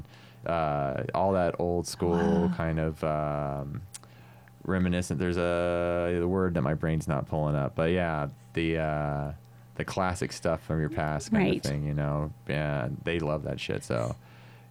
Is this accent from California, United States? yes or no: yes; Northern California, United States; I grew up in Northern California area